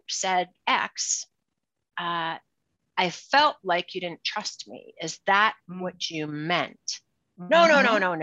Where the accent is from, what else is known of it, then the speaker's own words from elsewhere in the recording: Cleveland, Ohio, United States; I'm from Cleveland, Ohio